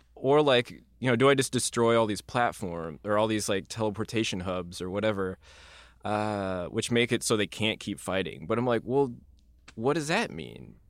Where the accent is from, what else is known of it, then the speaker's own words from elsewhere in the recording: Midwest, United States; we grew up in the Midwest